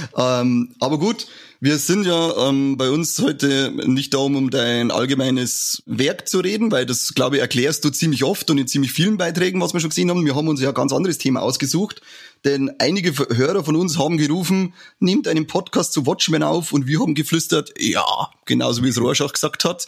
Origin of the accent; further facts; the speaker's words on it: Bavaria, Germany; wir sind ja aus Bayern